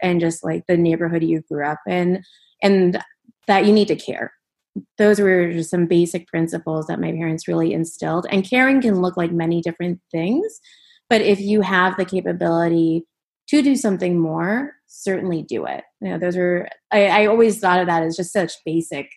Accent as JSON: {"language": "English", "region": "Minnesota", "country": "United States", "tie": "born or raised there", "moved": "yes", "said": "I was born and raised in the Midwest, but my family is from West Bengal"}